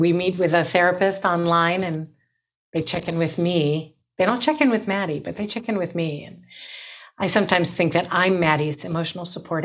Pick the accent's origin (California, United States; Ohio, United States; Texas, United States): Ohio, United States; Cleveland; born and raised in Cleveland, Ohio